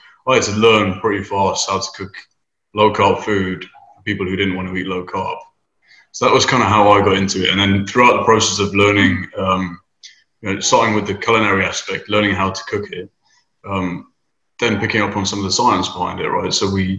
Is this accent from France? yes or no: no; United Kingdom; moved away as an adult; now in Houston, United States; so I live in Houston. I've been here for 7 years. Originally came over from the UK, as you can tell by my weird accent. We say things funny.